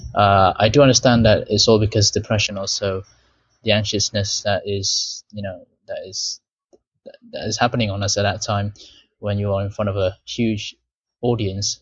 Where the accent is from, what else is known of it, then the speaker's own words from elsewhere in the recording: Malaysia; English is a second language; I'm from Malaysia.